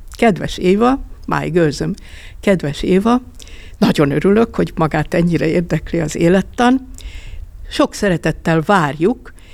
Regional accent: Budapest, Hungary; Nagyon jó volt a Svábhegyen gyereknek lenni

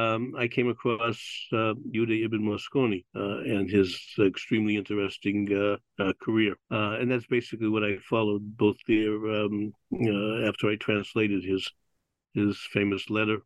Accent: Boston, Massachusetts, United States; I was born in Boston and went to a Latin school to begin

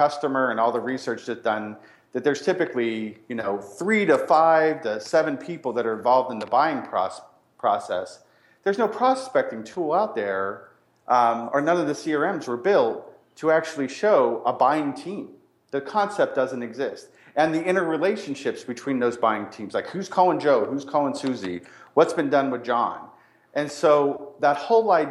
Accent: Ireland; I'm Irish

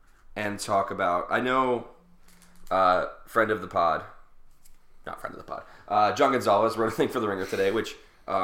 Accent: Philadelphia, Pennsylvania, United States; This is the curse of being a Philadelphian

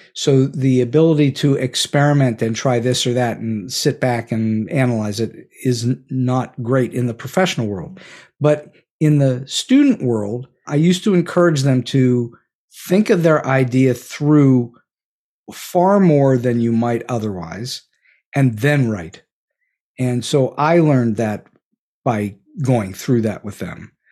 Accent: Pittsburgh, Pennsylvania, United States; moved away as an adult; Point Park University in Pittsburgh, which is where I grew up. This is my hometown

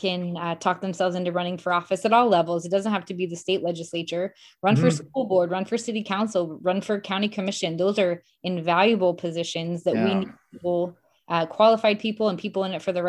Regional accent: Springfield, Missouri, United States; I take pride in being from Springfield.

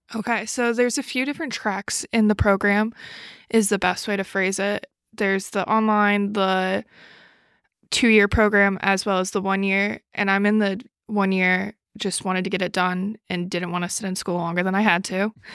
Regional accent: New York City, New York, United States; moved away as an adult; also born or lived in Buffalo, New York; I grew up in New York City, and I lived in Buffalo

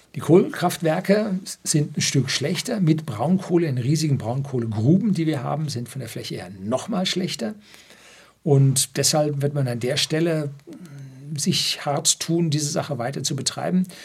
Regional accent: Upper Bavaria, Germany; Bei uns in Oberbayern, wo es gerade mal steinige, kiesige Böden gibt

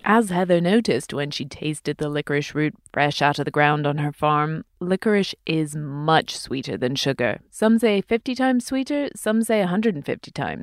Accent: England, United Kingdom; I grew up in England and I used to save up my pocket money for licorice all sorts

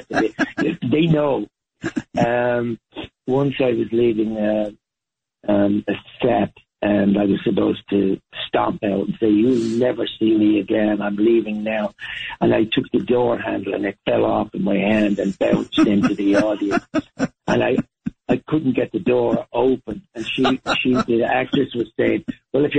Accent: Ireland; moved away as an adult; also born or lived in Dublin, Ireland / Spain / London, United Kingdom / New York, United States; I was born in Dublin, obviously the capital city of Ireland, but I was raised to a great extent in the countryside.

